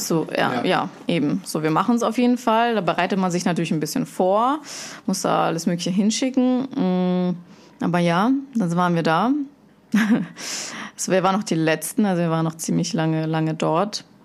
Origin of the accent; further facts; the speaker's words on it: Germany; moved away as an adult; also born or lived in Russia; now in Switzerland; Ich bin in Russland geboren, bin in Deutschland aufgewachsen, bin jetzt in der wunderschönen Schweiz unterwegs